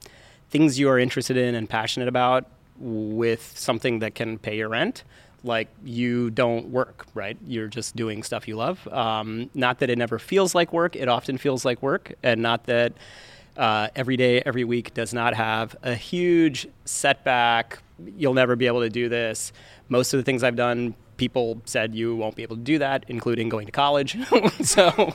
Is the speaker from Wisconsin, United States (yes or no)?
no; Baton Rouge, Louisiana, United States; moved away; also born or lived in India; I was born in India. I grew up in the Deep South, Baton Rouge, Louisiana